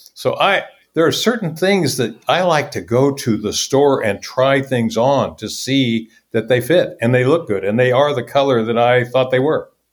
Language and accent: English; Topeka, Kansas, United States; I grew up in Topeka, Kansas, mid-sized city